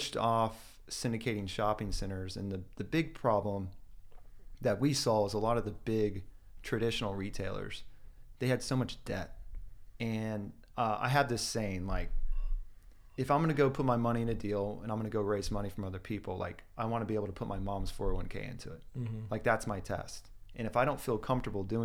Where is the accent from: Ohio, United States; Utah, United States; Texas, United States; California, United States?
Texas, United States; Austin; born and raised in Austin